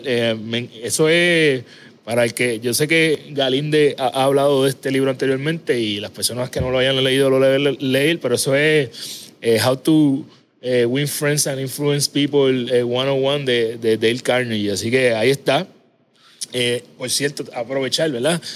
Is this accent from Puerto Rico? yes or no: yes; Ponce, Puerto Rico; yo soy de Ponce Natural